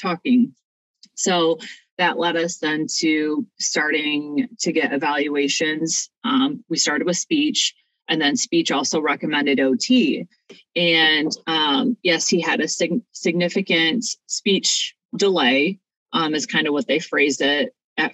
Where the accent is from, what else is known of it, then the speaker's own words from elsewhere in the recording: Ohio, United States; moved away as an adult; now in Sellersburg, Indiana, United States; My family and I were originally Buckeyes, so we're from Ohio.